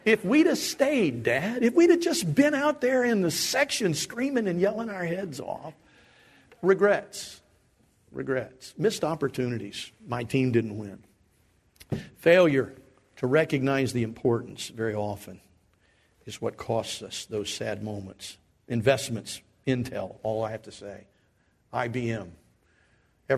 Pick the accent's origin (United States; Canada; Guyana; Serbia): United States; Dayton, Ohio; I grew up in the Dayton area